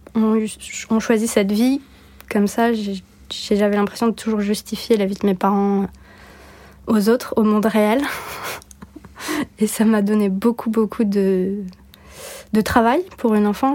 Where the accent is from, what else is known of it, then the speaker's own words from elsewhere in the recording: Bordeaux, Nouvelle-Aquitaine, France; also born or lived in Turkey / United States; Je suis née à Bordeaux